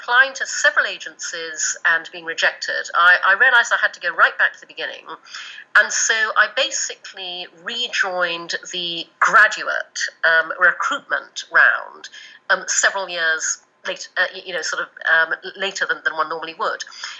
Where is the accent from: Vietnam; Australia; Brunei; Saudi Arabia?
Brunei; also born or lived in United Kingdom; I was born in the UK, but when I was 6, we moved to Brunei in Borneo, and so I grew up in Asia. But I went back to the UK to go to school and to university.